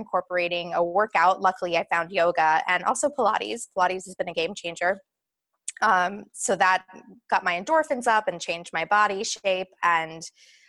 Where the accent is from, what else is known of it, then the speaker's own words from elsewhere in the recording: Atlanta, Georgia, United States; moved away as an adult; now in Los Angeles, United States; I'm born and raised in Atlanta.